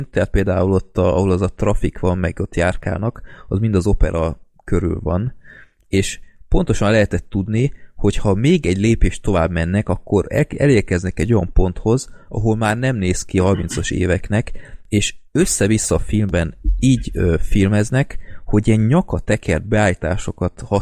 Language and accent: Hungarian; Budapest, Hungary; ami budapestiként engem rohadtul felcseszett